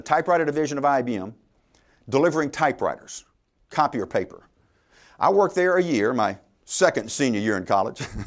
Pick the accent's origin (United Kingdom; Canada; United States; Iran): United States; Louisiana; I'm from Louisiana.